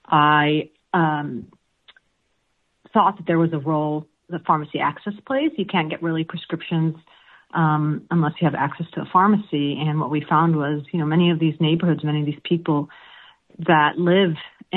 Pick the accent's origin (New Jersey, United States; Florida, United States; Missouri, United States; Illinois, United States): Illinois, United States; Chicago; accent: American; also born or lived in Palestine; Yes, I immigrated to Chicago when I was two.